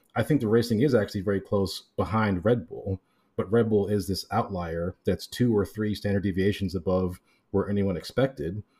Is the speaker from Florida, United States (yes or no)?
yes; Miami, Florida, United States; moved away; I'm from Miami originally